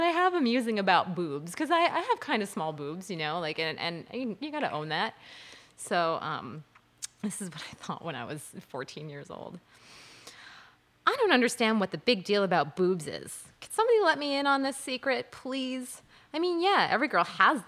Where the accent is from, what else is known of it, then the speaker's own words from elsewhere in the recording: Long Island, New York, United States; I was raised on Long Island